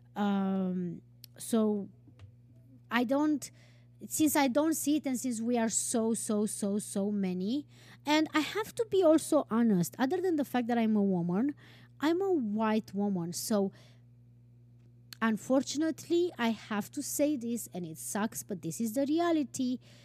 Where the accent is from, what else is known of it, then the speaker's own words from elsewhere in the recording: Transylvania, Romania; moved away as an adult; also born or lived in Turkey / Tunisia / Denmark / Iceland; now in New York, United States; I have been born and raised in Transylvania, Romania.